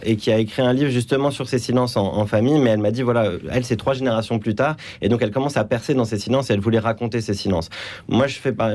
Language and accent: French; Paris, Île-de-France, France; moved away as an adult; also born or lived in Lebanon; après avoir grandi à Paris, je suis retourné vivre au Liban, puis après moult déceptions, je suis rentré en France après 8-9 ans.